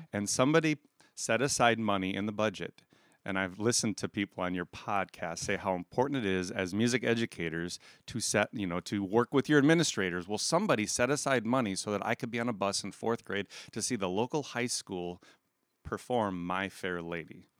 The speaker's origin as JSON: {"language": "English", "town": "Aberdeen", "region": "South Dakota", "country": "United States", "tie": "born or raised there", "said": "I grew up in Aberdeen, South Dakota"}